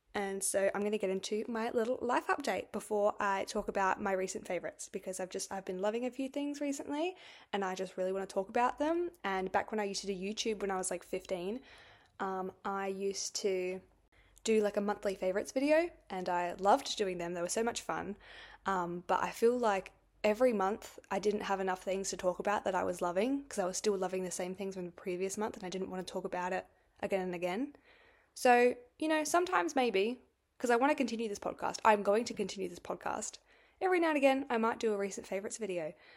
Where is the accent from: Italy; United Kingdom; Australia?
Australia; I'm from Australia